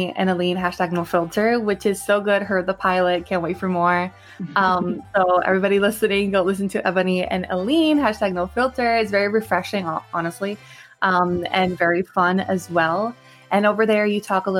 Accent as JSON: {"language": "English", "country": "Puerto Rico", "moved": "yes", "lives_now": "New York, United States", "said": "I'm from Puerto Rico, so I miss the sun. I miss the island"}